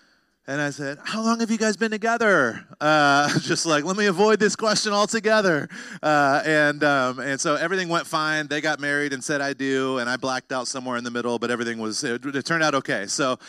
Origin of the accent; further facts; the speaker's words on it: North Carolina, United States; I remember when I was a teenager, I grew up in North Carolina